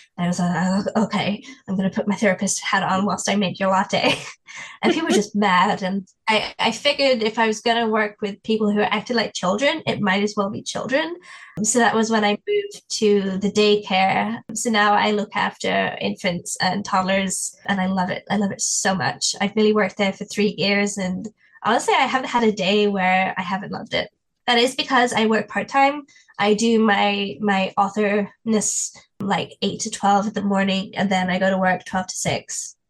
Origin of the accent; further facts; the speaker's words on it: England, United Kingdom; And as an English person, we don't do that. We don't do that in England. We don't talk to people.